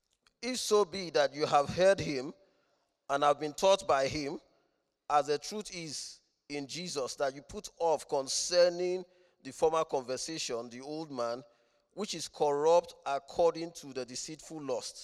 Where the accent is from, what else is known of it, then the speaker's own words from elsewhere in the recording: Rome, Lazio, Italy; born there; I'm not a Roman citizen. I've not claimed citizenship, but I was born in Rome, so I have something in common.